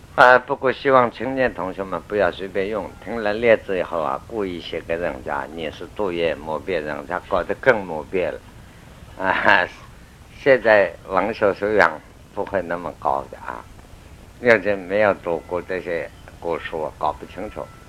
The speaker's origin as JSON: {"language": "Chinese", "country": "China", "said": "我们中国人"}